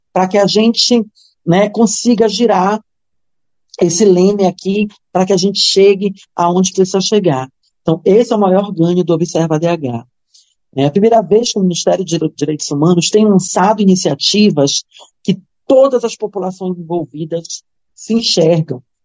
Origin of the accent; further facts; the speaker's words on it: Belém, Pará, Brazil; eu sou de Belém, a minha família é de Cametá